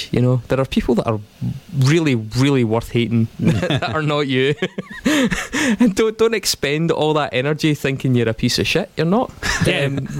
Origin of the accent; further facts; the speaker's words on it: Stirling, Scotland, United Kingdom; So I'm from Stirling